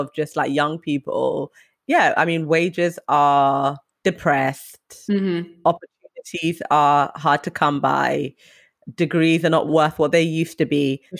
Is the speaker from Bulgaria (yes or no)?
no; London, United Kingdom; I am from London, so it's different because I'm from here.